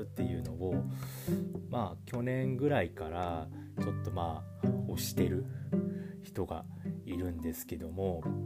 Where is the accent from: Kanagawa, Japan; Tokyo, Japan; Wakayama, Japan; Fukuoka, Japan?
Fukuoka, Japan; 地元の福岡